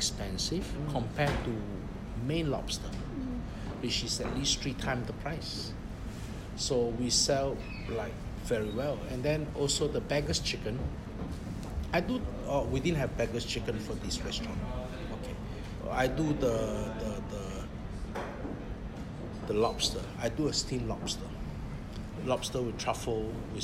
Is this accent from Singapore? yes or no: yes; Singapore; moved away as an adult; also born or lived in Shanghai, China; now in China; 21 years in China. And I'm from Singapore